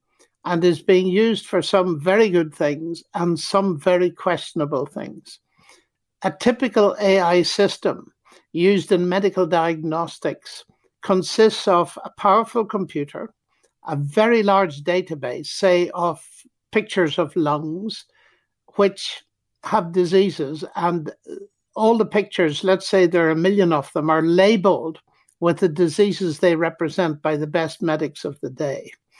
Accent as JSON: {"language": "English", "country": "Ireland", "said": "Well, I can't see round corners, even though I'm an Irishman."}